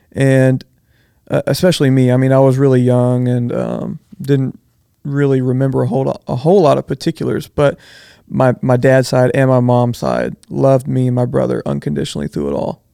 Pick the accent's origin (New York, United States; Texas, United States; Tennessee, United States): Texas, United States; Bridge City; I grew up in Bridge City